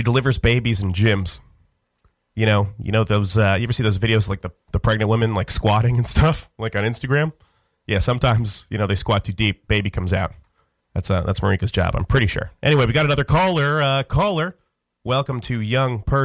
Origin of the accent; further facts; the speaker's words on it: Florida, United States; I'm from Florida.